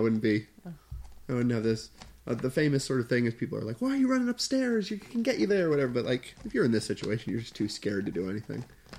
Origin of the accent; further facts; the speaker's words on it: Voorhees, New Jersey, United States; I was born in Voorhees, New Jersey.